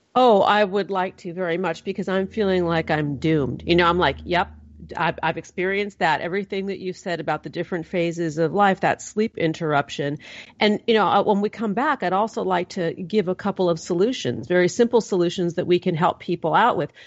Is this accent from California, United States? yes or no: yes; California, United States; I'm from California. My people might have a, smoke a little pot